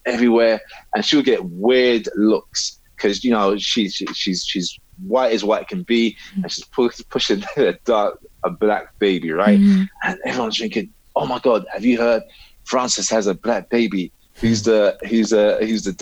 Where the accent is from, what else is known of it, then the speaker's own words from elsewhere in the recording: Cork, Munster, Ireland; We're in Ireland, Cork. So I was born in Cork